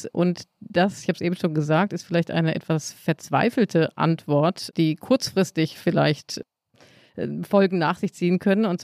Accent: West Germany, Germany; weil ich habe wahnsinnig viel mitgenommen als Wessi.

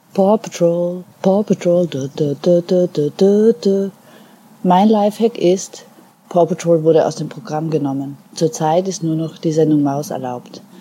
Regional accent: Austria; now in Germany; Wir sind zwei Österreicher, die in Deutschland leben

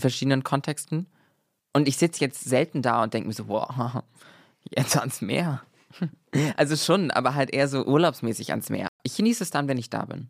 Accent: Germany; now in Berlin, Germany; ich komme aus der Nähe von Hamburg

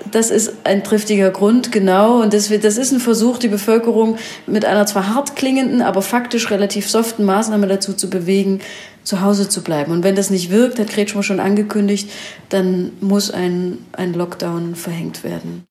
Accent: Ore Mountains, Saxony, Germany; ich komme selber aus dem Erzgebirge

